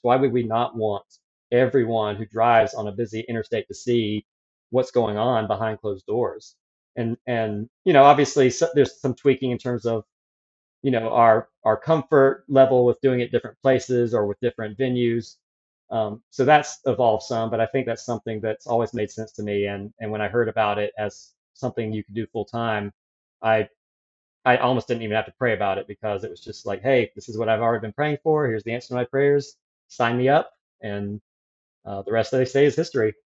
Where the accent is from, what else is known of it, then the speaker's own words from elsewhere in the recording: near Atlanta, Georgia, United States; moved away as an adult; also born or lived in South Carolina; I grew up near Atlanta, Georgia, in a Christian homeschool family